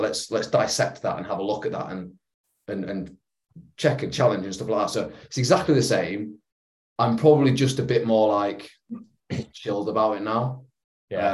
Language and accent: English; England, United Kingdom; being an Englishman